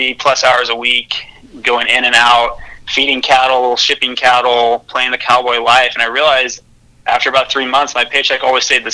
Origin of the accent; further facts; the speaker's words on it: Texas, United States; also born or lived in Connecticut; So I grew up in Texas